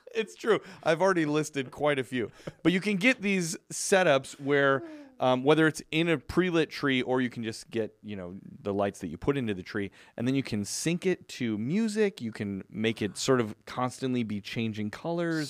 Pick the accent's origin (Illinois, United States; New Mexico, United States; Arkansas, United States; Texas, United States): Illinois, United States; Chicago; now in Southern California, United States; growing up in Chicago